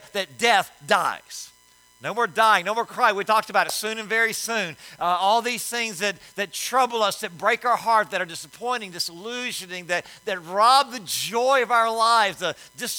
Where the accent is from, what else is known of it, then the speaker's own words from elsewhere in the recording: Louisiana, United States; I'm from Louisiana